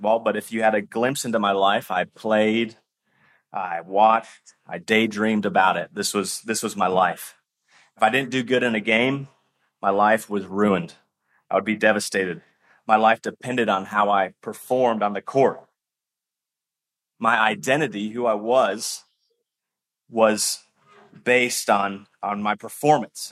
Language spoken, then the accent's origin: English; Kentucky, United States; I grew up in Kentucky, and Kentucky's known for being a basketball state